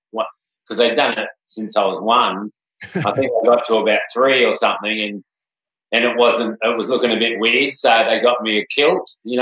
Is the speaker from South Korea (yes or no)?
no; Kurnell, New South Wales, Australia; also born or lived in Cronulla; Kurnell was so cool of a place to grow up in, like, just, you know, in Botany Bay there, and, like, we could see Sydney straight across the water